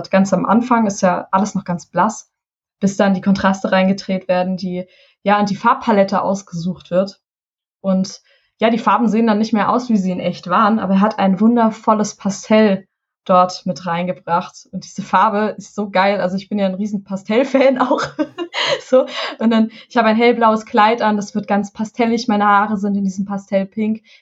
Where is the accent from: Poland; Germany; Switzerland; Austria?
Germany; Hesse; Und ich komme aus dem Taunus, aus Hessen. Wir haben diesen wunderschönen Wald vor der Haustür und ich bin im Wald groß geworden.